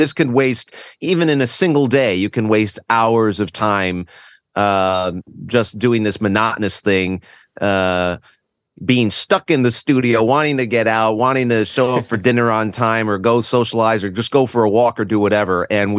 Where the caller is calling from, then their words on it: Connecticut, United States; Oh, boy. Well, I'm just north of New York City and in a lovely little state called Connecticut.